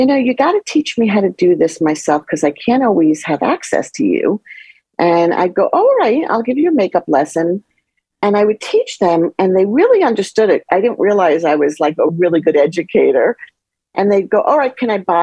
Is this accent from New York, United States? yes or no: yes; suburb outside of Manhattan, New York, United States; also born or lived in The Bronx, New York; I was born in the Bronx, but I was raised in a suburb outside of Manhattan, like 30 miles outside of Manhattan